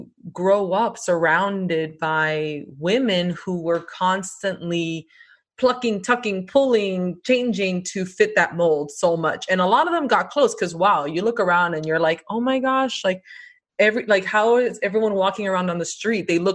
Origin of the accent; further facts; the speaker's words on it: Miami, Florida, United States; we were born and raised in Miami. We are first generation American